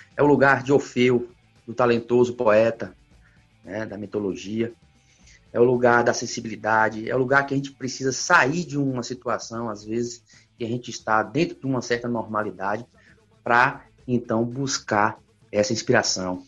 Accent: Vitória da Conquista, Bahia, Brazil; eu sou de Vitória da Conquista

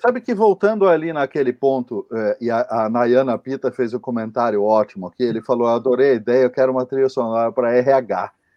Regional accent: interior of São Paulo, Brazil; now in São Paulo, Brazil; Eu não sou paulistano, eu sou do interior

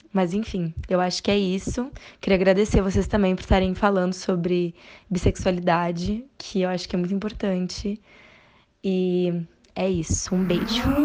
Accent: Porto Alegre, Rio Grande do Sul, Brazil; now in São Paulo, Brazil; atualmente eu moro em São Paulo, mas sou de Porto Alegre, no Rio Grande do Sul.

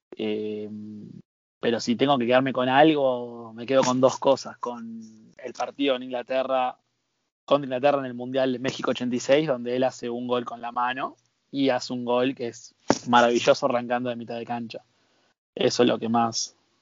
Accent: Argentina; como argentino

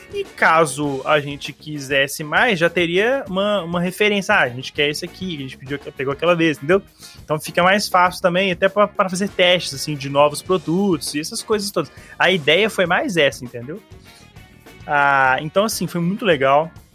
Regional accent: Belo Horizonte, Minas Gerais, Brazil; a gente é de Belo Horizonte

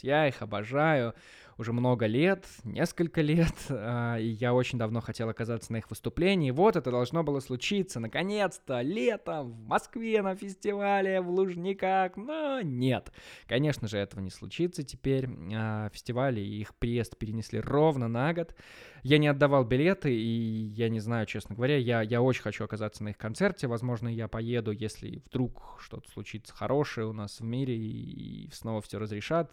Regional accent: Maladzyechna, Minsk Region, Belarus; now in Minsk, Belarus; я волею судьбы оказался дома, в родном городе, в Молодечно

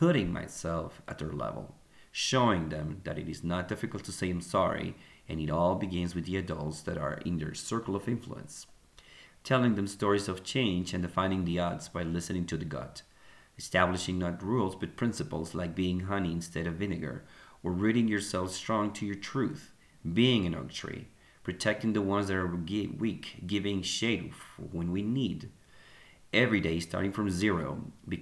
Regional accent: Colombia; moved away as an adult; also born or lived in Egypt / Bogota; now in United States; I was born and raised in Colombia, lived in Egypt, and now living in the US.

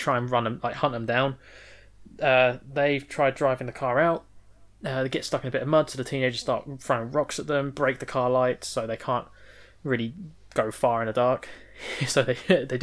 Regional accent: Manchester, North West England, United Kingdom; we're from Manchester.

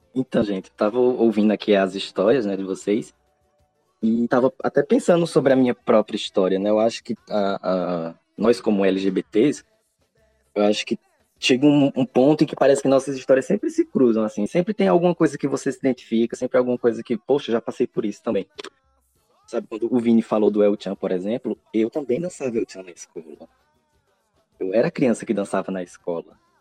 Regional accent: Northeast Brazil, Brazil; now in São Paulo, Brazil; sou nordestino, mas moro atualmente em São Paulo

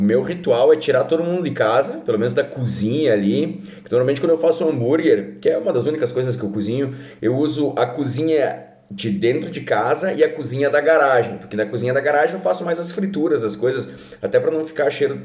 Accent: Curitiba, Paraná, Brazil; now in Caxias do Sul, Brazil; eu nasci em Curitiba

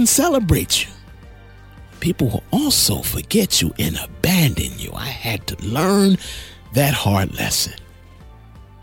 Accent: Asbury Park, New Jersey, United States; I'm from Asbury Park, New Jersey

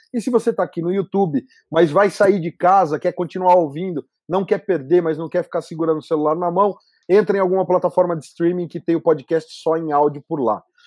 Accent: Brazil; como brasileiro

